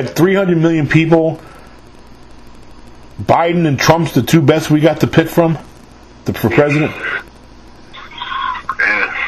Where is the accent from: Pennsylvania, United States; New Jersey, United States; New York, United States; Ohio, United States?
New York, United States; I was born and raised in New York